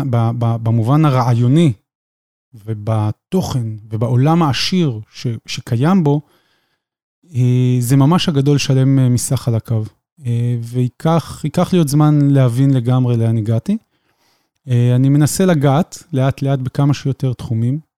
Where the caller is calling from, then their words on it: Petah Tikva, Central District, Israel; אה, אני מגיע מפתח תקווה.